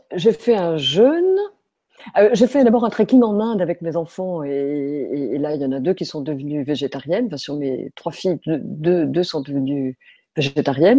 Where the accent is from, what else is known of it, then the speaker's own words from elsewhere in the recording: France; quand on est français